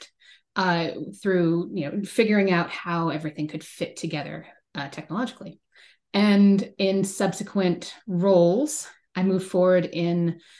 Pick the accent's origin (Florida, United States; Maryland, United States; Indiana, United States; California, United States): California, United States; Bay Area; growing up in the Bay Area